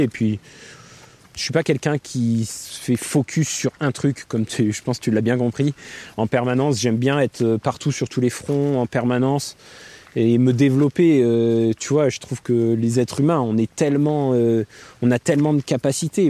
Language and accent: French; Gap, Provence-Alpes-Côte d'Azur, France; moved away as an adult; now in Annecy, France; j'ai grandi à Gap